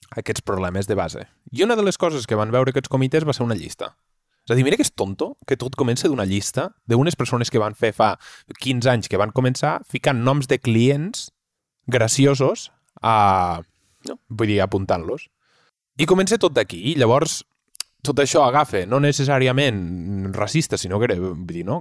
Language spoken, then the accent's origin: Catalan; Catalonia, Spain; som catalans